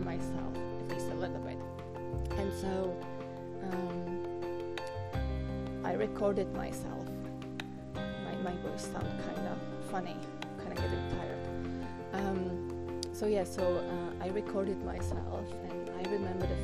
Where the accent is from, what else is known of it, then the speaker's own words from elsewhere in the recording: Czechia; first language Czech; English is a second language; my native language, which is Czech